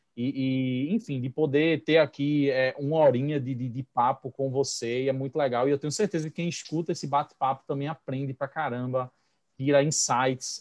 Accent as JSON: {"language": "Portuguese", "region": "Pernambuco", "country": "Brazil", "also_born_or_lived": "Recife", "accent": "pernambucano", "lives_now": "Vicência, Brazil", "said": "eu sou de Pernambuco"}